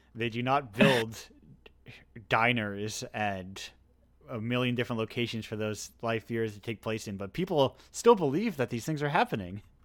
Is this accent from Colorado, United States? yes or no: no; Massachusetts, United States; I'm specifically from Massachusetts